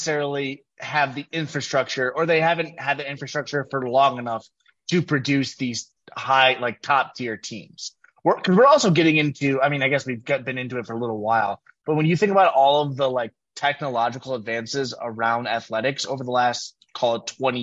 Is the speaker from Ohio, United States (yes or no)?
no; Georgia, United States; I'm from Georgia